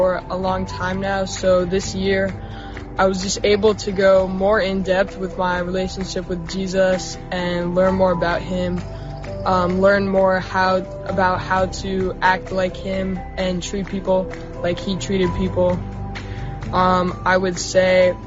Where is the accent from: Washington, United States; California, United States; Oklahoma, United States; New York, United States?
Washington, United States; Sammamish; also born or lived in New Jersey; I was born in New Jersey, but I've lived in Sammamish for about 9 years now